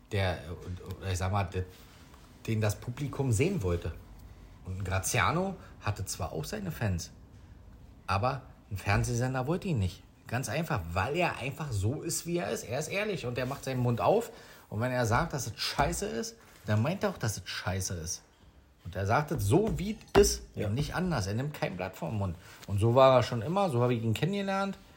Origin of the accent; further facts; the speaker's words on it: Berlin, Germany; aber wir sind da halt groß geworden in Neukölln und der war halt nicht so weit zu laufen für uns.